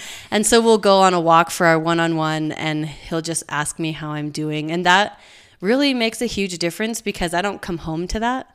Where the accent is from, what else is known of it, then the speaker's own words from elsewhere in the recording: Provo, Utah, United States; I grew up in Provo, went to Provo High, went to B Y U